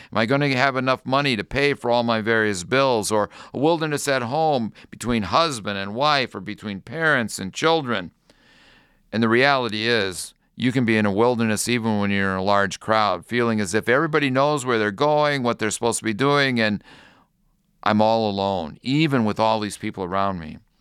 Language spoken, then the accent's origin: English; North Royalton, Ohio, United States; When I was a young boy growing up in North Royalton, Ohio